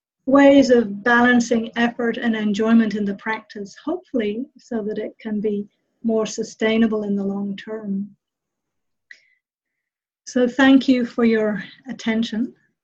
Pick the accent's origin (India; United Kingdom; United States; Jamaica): United Kingdom; England; also born or lived in New Zealand; I grew up in England and in New Zealand.